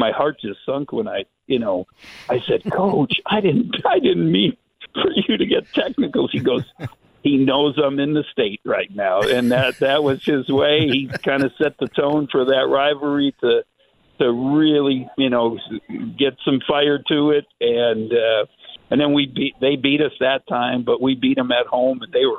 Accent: Oshkosh, Wisconsin, United States; I'm from Wisconsin, Oshkosh, Wisconsin, a two-star recruit.

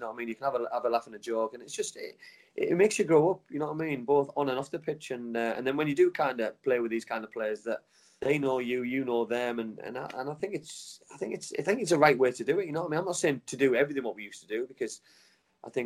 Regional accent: Middlesbrough, North East England, United Kingdom; to be a Middlesbrough lad was just the best feeling in the world

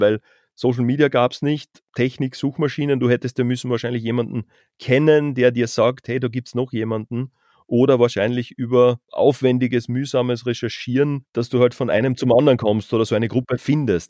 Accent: Carinthia, Austria; also born or lived in Vienna; wir kommen ja beide aus Kärnten

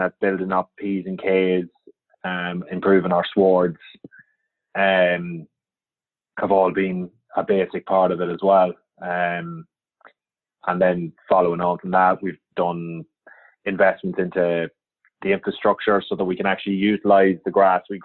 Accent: near Dundalk, County Louth, Ireland; moved away as an adult; also born or lived in Belfast; So I grew up on a farm. I'm originally from County Louth, a little place called Balergan, just outside Dundalk

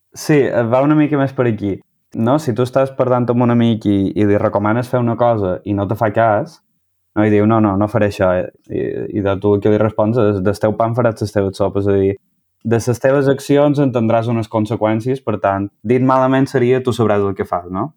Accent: Manacor, Balearic Islands, Spain; moved away as an adult; now in Barcelona, Spain; Jo soc de, de Manacor

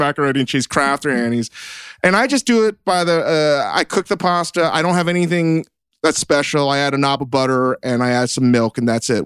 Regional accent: Virginia, United States; growing up in Virginia, everybody did some kind of chewing tobacco product

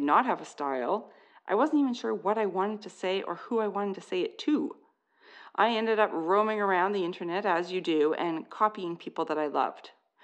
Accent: Canada; I'm Canadian

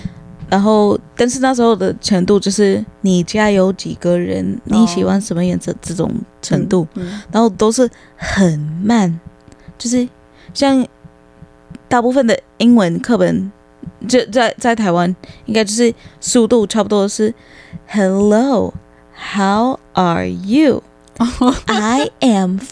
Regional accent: United States; Chinese is a second language; moved away as an adult; also born or lived in Tainan, Taiwan; now in Taiwan; 然后在美国我们高中是四年

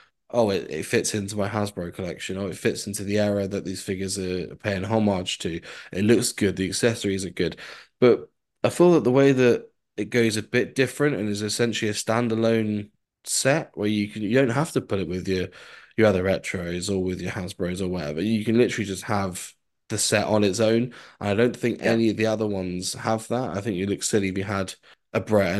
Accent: United Kingdom; us UK people

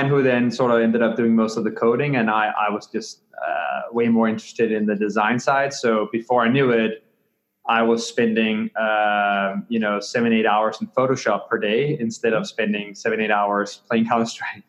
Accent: Copenhagen, Capital Region of Denmark, Denmark; moved away; I grew up in Copenhagen, Denmark, on the other side of the pond

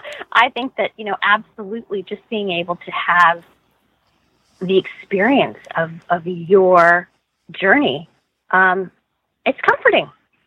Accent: Iowa, United States; What I was a kid that grew up in the Midwest. I grew up in Iowa. I grew up in a Catholic family.

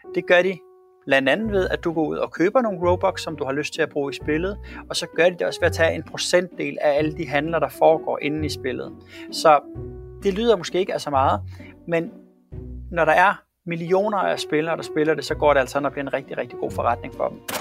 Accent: Svendborg, Southern Denmark, Denmark; Da jeg sad hjemme i Svendborg og var en lille dreng

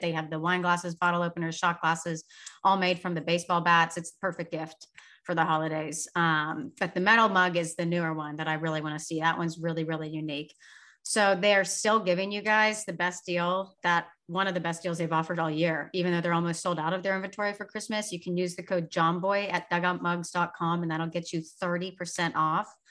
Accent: Sugar Land, Texas, United States; the Sugarland Skeeters because that's my hometown

